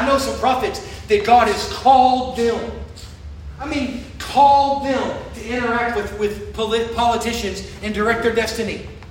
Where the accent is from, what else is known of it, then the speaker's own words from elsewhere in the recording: Florida, United States; I'm from Florida